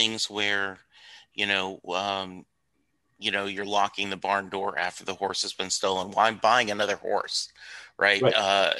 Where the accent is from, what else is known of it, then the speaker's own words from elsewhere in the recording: Louisiana, United States; also born or lived in Texas; I grew up in Louisiana, or my dad was in the Army. We moved around a lot, but you know, I've lived in Texas since '86, and there's a lot to be said that I love about the state.